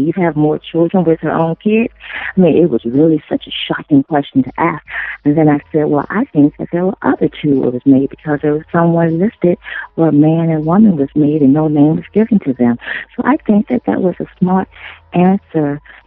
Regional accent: St. Louis, Missouri, United States; I'm originally from the Midwest, from St. Louis, Missouri, the Show Me State, where I was born.

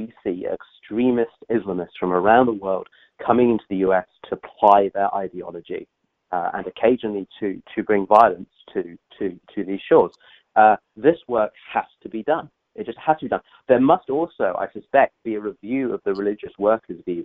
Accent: United Kingdom; I come from the United Kingdom

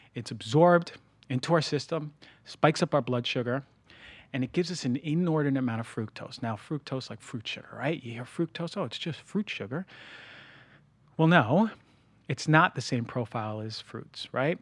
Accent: New Jersey, United States; now in Los Angeles, United States; I'm from New Jersey

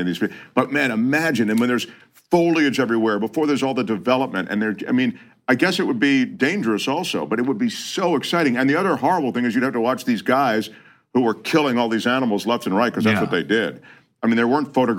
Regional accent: Washington, District of Columbia, United States; I grew up in Washington, D.C.

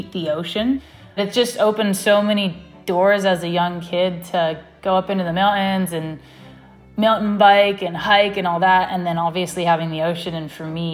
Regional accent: Santa Barbara, California, United States; Growing up in Santa Barbara

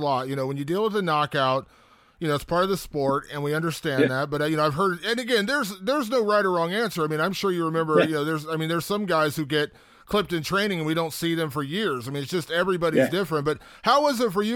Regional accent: Columbus, Ohio, United States; here in my hometown of Columbus, Ohio

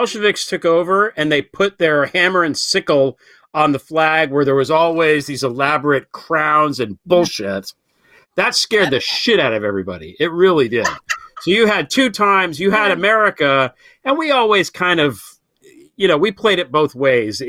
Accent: United States; as an American and as a creative person

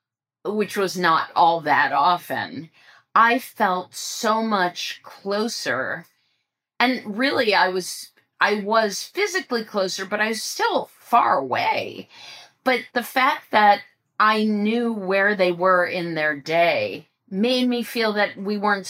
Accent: Ohio, United States; also born or lived in West Coast, United States / New York, United States; I grew up in Ohio, which is on the Eastern time zone.

